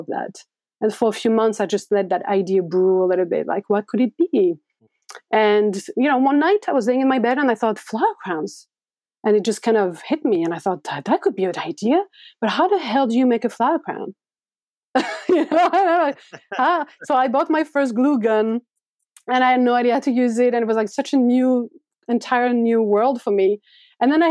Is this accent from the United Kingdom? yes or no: no; France; moved away as an adult; now in New York, United States; growing up in France